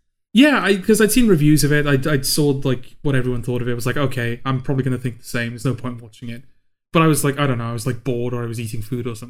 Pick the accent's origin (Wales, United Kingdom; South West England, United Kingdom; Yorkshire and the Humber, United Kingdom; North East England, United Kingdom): Wales, United Kingdom; the Welsh Valleys; we're Welsh. We're from the Welsh Valleys.